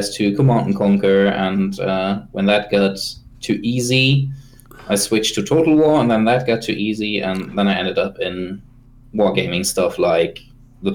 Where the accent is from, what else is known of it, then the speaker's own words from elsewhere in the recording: Lower Saxony, Germany; I'm from Northern Germany, actually, the pretty much super flat plain of Lower Saxony